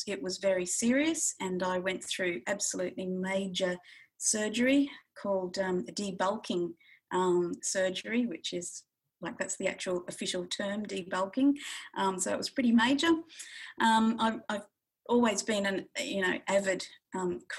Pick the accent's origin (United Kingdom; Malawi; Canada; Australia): Australia; northwest of Western Australia; now in Bathurst, Australia; the Yamaji people of the northwest of Western Australia, which is where I grew up